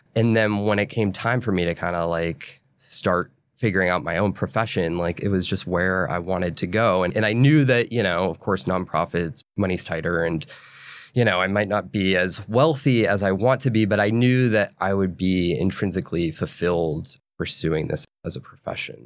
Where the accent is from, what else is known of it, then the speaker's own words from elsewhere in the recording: New Hampshire and Maine, New England, United States; I grew up in New England, in New Hampshire and Maine.